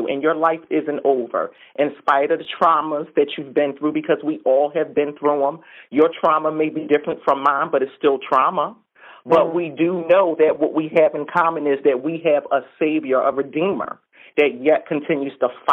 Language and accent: English; Philadelphia, Pennsylvania, United States; I'm from Philadelphia, born and raised